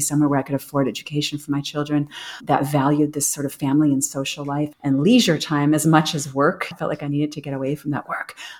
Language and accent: English; United States; moved away as an adult; now in Europe; I'm American. I feel very American.